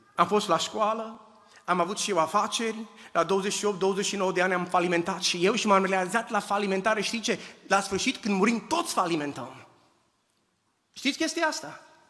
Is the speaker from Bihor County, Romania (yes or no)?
yes; Oradea, Bihor County, Romania; also born or lived in Husasău de Criș; now in United States; am plecat din România în 1989, am crescut în Oradea, am, am copilărit în Usasău de Criș